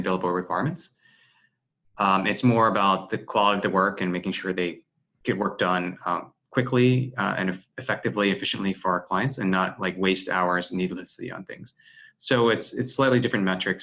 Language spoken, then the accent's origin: English; Washington, District of Columbia, United States; now in San Francisco, United States; my hometown of Washington, D.C.